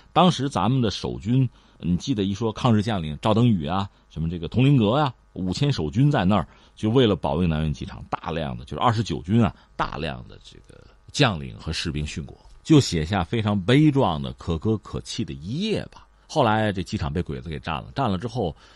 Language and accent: Chinese; China; 我们作为中国人